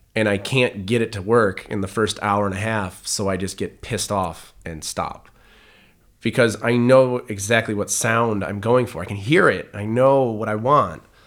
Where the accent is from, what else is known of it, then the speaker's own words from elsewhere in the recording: Detroit, Michigan, United States; growing up in Detroit in the nineties